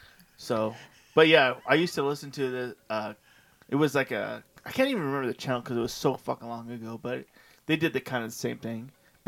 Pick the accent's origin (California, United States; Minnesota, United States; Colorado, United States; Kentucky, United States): California, United States; Southern; moved away; I grew up in SoCal